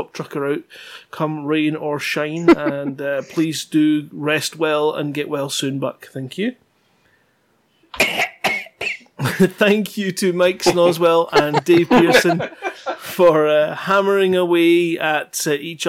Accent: Scotland, United Kingdom; I'm Scottish

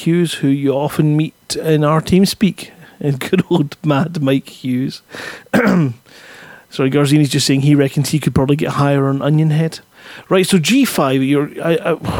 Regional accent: Scotland, United Kingdom; I'm Scottish.

